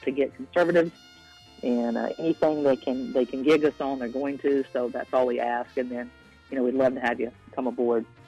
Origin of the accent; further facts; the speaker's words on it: York County, Upstate South Carolina, United States; moved away; I'm from South Carolina originally, but I'm from Upper State, of uh, York County area